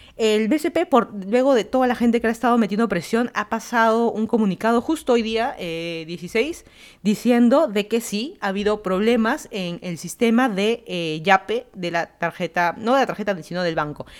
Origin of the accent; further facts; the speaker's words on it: Lima, Peru; moved away as an adult; also born or lived in Miami, Florida; now in Fairfax County, Virginia, United States; yo soy de Lima, Perú. Me mudé a Estados Unidos, llevan a ser ya cuatro años casi